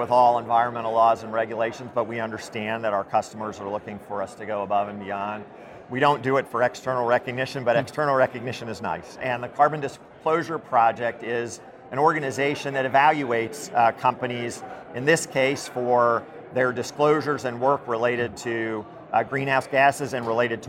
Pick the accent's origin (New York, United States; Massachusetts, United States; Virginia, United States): Virginia, United States; Charlottesville; I grew up in Charlottesville, Virginia